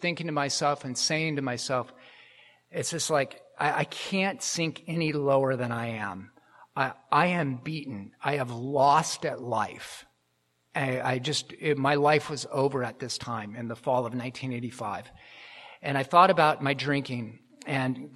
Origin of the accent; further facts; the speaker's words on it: Portland, Oregon, United States; moved away as an adult; now in Los Angeles, United States; I grew up in Portland